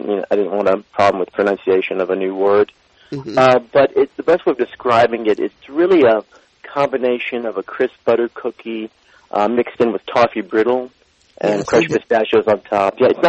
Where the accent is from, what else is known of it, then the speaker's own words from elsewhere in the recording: United States; I'm Iranian American, and my parents immigrated from Iran to the United States in 65, and I was born and raised here in the U.S.